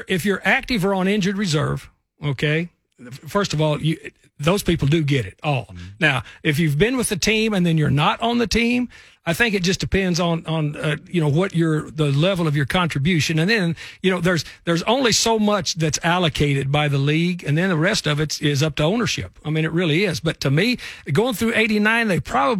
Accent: Snyder, Texas, United States; now in Nashville, United States; I grew up in Snyder, Texas, right out there in that Permian Basin.

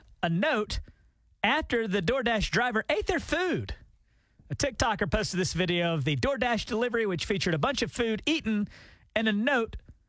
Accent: Alabama, United States; my hometown of Alabama

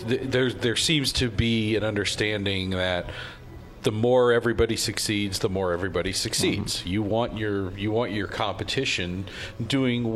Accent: Florida, United States; moved away; growing up in Florida, I mean, the concept of local beer was pretty foreign.

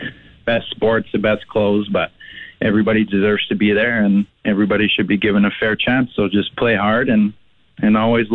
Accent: Regina, Saskatchewan, Canada; also born or lived in San Francisco Bay Area; I grew up in Regina, I'm a North of Dewdney kid.

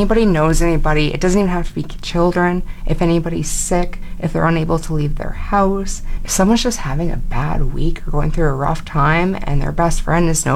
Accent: Fort McMurray, Alberta, Canada; I grew up in Fort McMurray. I'm born and raised here

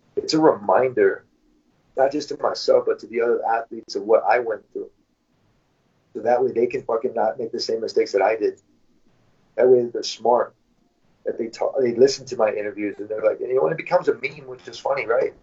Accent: Michigan, United States; moved away as an adult; now in California, United States; since I moved to California. I'm from Michigan, California

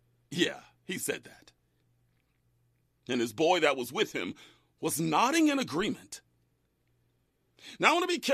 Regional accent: Bakersfield, California, United States; moved away as an adult; also born or lived in South LA; my hometown of Bakersfield

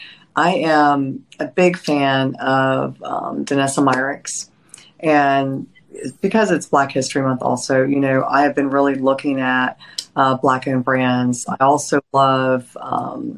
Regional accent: Nashville, Tennessee, United States; I was raised in Nashville

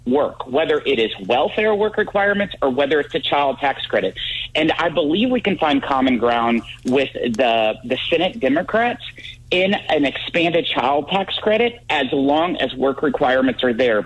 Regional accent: Salem, Missouri, United States; My hometown of Salem

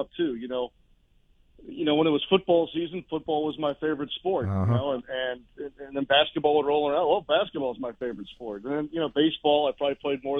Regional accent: St. Louis, Missouri, United States; I grew up in St. Louis

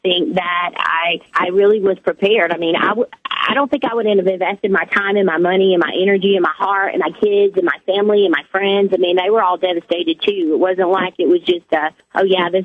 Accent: the South, United States; I was born and raised in the South

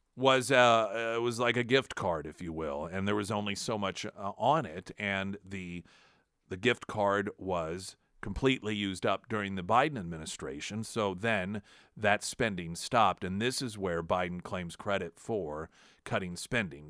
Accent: United States; also born or lived in Springfield; as an American

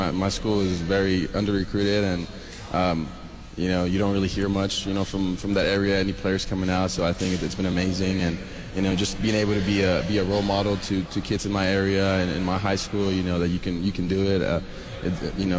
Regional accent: California, United States; moved away as an adult; now in Lubbock, United States; I'm a kid from California, and somehow ended up here in Lubbock, Texas

